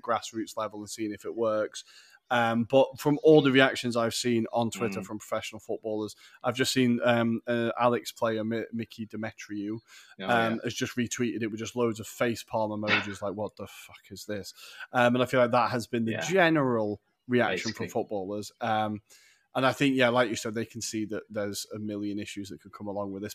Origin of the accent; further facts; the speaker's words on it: England, United Kingdom; accent: English; I'm a plastic paddy because I've got an English accent. I was born in England. I am by definition English